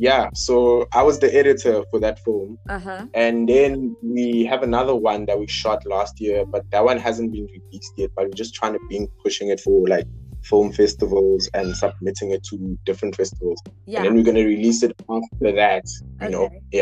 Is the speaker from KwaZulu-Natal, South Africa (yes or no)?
no; Cape Town, Western Cape, South Africa; I'm from Cape Town, right?